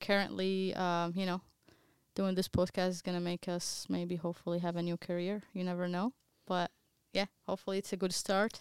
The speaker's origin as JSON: {"language": "English", "town": "Baghdad", "region": "Baghdad Governorate", "country": "Iraq", "second_language": "English", "moved": "as an adult", "lives_now": "United States", "said": "I'm from Baghdad, Iraq also, just like you guys. I live in, in the U S for a good ten years now or eleven years"}